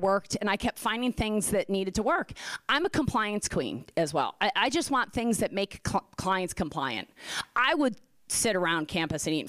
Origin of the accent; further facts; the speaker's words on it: Philadelphia, Pennsylvania, United States; I'm from Philly